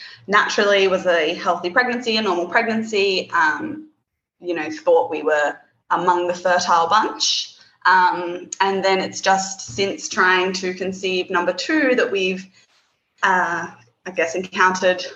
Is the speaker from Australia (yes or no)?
yes; Darwin, Northern Territory, Australia; From Darwin, to the very top end of Australia.